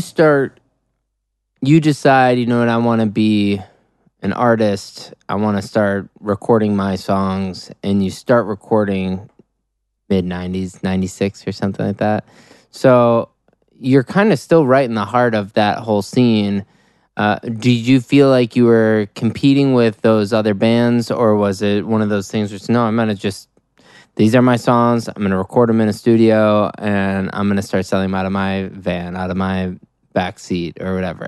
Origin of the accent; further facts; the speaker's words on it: Deerfield, Illinois, United States; I grew up in the eighties and nineties in Chicago